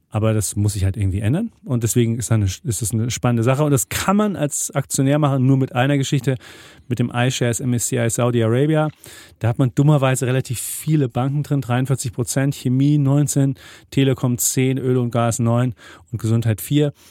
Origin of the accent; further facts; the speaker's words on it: Bavaria, Germany; ich bin ein Franke